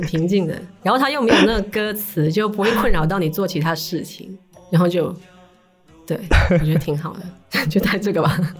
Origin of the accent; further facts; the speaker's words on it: Shanwei, Guangdong, China; 我是出生在上伟那边嘛。嗯，嗯。然后我们那边就是佛教的那个氛围很好